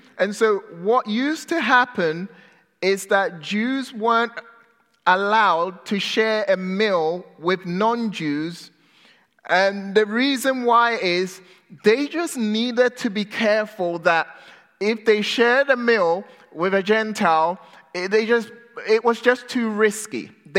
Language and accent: English; England, United Kingdom; moved away as an adult; also born or lived in Ghana; now in California, United States; I am British, okay? I was born in Ghana, West Africa. I moved to England when I was 6 years old.